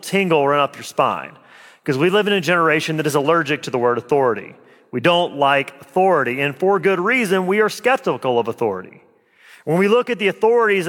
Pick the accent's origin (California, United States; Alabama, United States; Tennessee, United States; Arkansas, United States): Alabama, United States; moved away as an adult; also born or lived in Jamaica Plain, Boston; now in Boston, United States; I'm from Alabama.